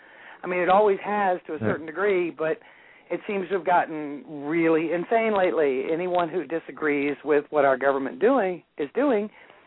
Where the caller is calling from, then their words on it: North Carolina, United States; From North Carolina.